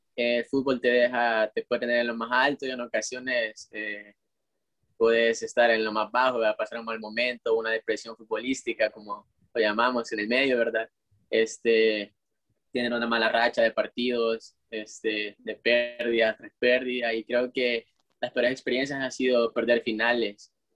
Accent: El Salvador

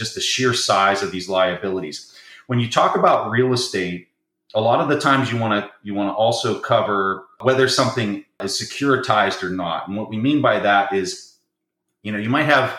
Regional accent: Southeast, United States; I'm just down in the Southeast. I'm a Southerner.

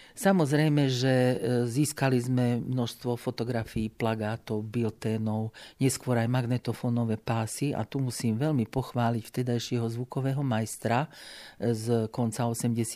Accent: Lučenec, Banská Bystrica Region, Slovakia; moved away as an adult; now in Banská Bystrica, Slovakia; do Banskej Bystrice som prišla z Lučenca, kde som teda vyrastala, v roku 1969 na pedagogickú fakultu

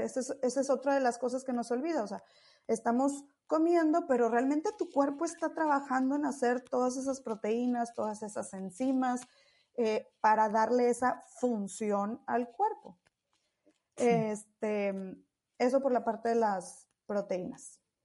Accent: Monterrey, Nuevo León, Mexico; yo soy de Monterrey

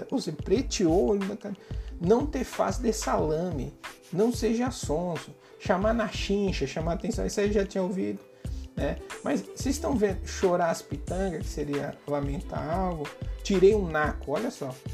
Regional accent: São Paulo, Brazil; eu moro aqui no Nordeste, sou de São Paulo, né? Mas moro no Nordeste

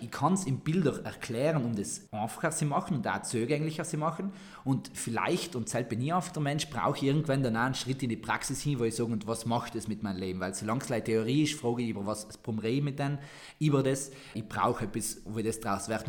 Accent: Sarntal, Trentino-Alto Adige, Italy; accent: Sarntal dialect

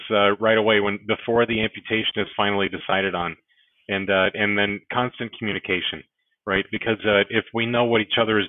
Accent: Minnesota, United States; I am born and raised in Minnesota

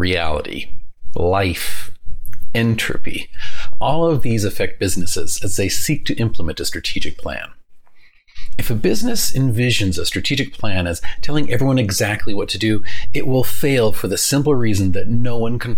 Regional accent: New Orleans, Louisiana, United States; I grew up in New Orleans

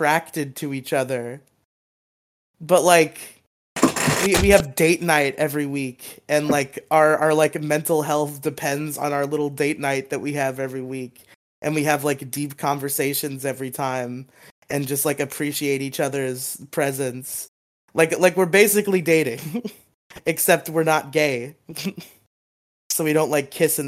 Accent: Massachusetts, United States; I was born in Massachusetts

